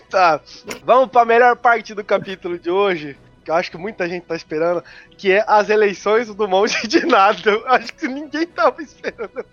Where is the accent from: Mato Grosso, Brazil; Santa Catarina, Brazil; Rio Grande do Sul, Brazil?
Mato Grosso, Brazil; Cuiabá; Nós somos de Cuiabá